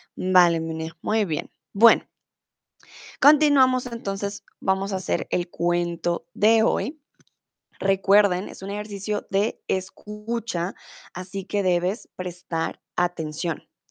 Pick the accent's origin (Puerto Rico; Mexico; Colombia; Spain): Colombia; also born or lived in Germany; soy de Colombia